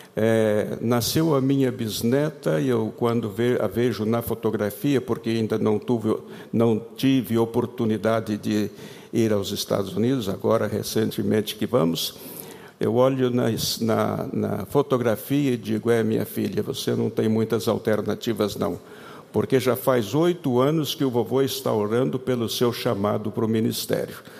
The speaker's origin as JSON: {"language": "Portuguese", "country": "Brazil", "moved": "as an adult", "said": "saímos do Brasil para como missionários para trabalhar como missionários em outros países"}